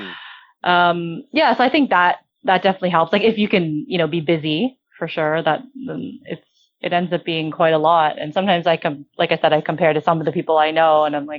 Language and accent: English; Canada; now in Hong Kong; I'm Canadian